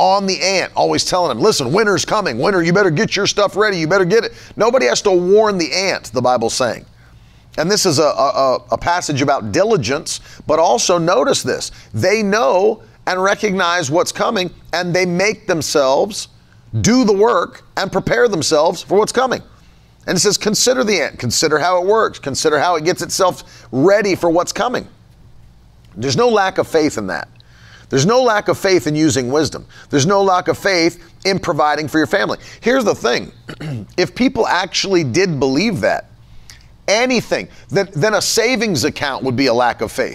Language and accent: English; West Virginia, United States; moved away; I come from West Virginia